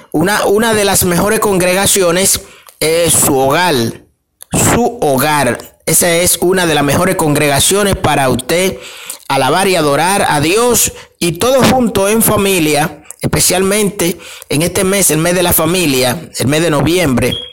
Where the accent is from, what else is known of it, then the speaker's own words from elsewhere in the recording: Dominican Republic; los 24 de diciembre nosotros como buenos dominicanos eh, ponemos una mesa y le, le hacemos una cena especial a nuestra familia, a nuestros hijos o nuestra madre. Nos criaron con eso, desde que yo era niño